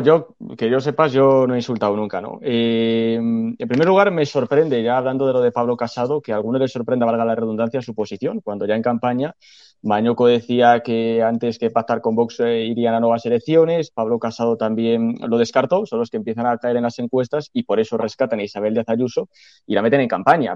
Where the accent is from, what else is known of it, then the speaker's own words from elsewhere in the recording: Castile and León, Spain; soy de Castilla León